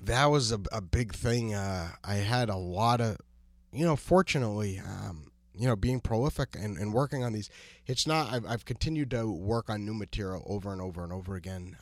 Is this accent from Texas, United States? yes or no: no; New Hampshire, United States; born or raised there; moved away